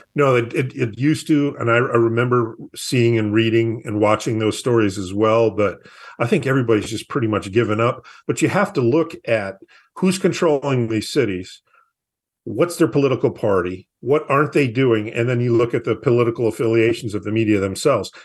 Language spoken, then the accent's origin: English; Minneapolis, Minnesota, United States; my hometown of Minneapolis